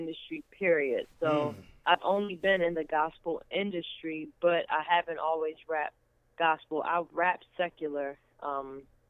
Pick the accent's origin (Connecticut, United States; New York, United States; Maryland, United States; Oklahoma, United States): Maryland, United States; Baltimore; I'm from Baltimore, Maryland